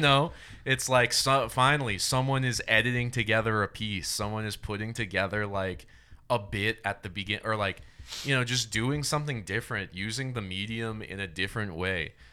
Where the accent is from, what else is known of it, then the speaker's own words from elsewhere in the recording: Rhode Island, United States; now in Austin, United States; I'm from Rhode Island